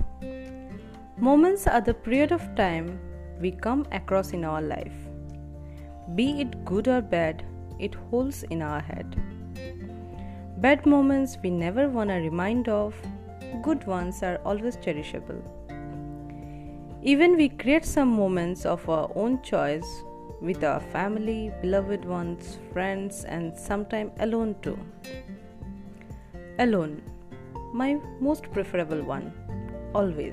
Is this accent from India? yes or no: yes; Assam, India; moved away; It's been more than 2 months in my hometown Assam